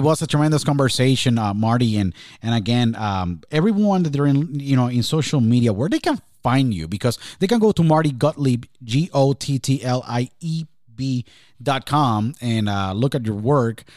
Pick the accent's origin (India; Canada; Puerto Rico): Puerto Rico; when I was born and raised in Puerto Rico